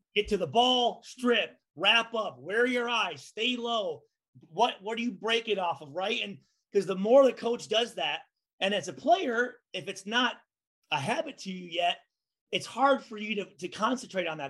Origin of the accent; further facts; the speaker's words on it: Midwest, United States; I grew up in the Midwest